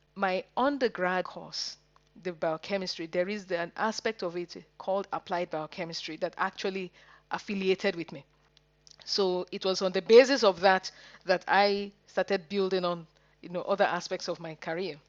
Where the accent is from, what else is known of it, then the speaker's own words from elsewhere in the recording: Nigeria; moved away as an adult; now in Manchester, United Kingdom; I'm a Nigerian. and I went to school, secondary school in Nigeria